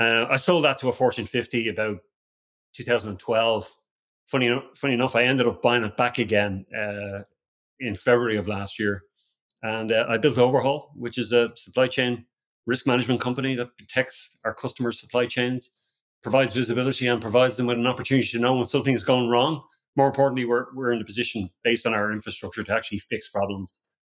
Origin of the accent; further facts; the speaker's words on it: Ireland; moved away as an adult; now in Austin, United States; I was born and raised in Ireland